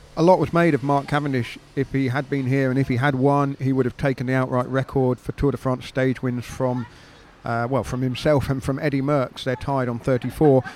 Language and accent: English; United Kingdom; as a Brit